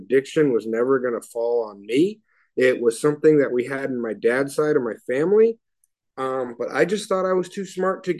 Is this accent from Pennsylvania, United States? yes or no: no; Oakland, California, United States; I grew up in Oakland